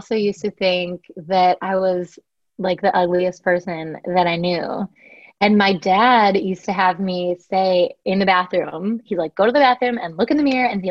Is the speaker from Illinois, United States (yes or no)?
yes; Chicago, Illinois, United States; also born or lived in Connecticut; So I was born in Connecticut and then grew up in Chicago in the suburbs